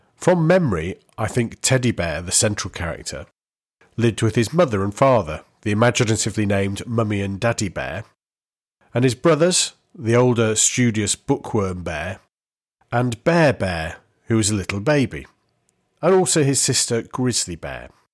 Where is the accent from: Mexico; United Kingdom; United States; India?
United Kingdom; the Northwest, North West England; Where I grew up in the Northwest, Granada was the I T V channel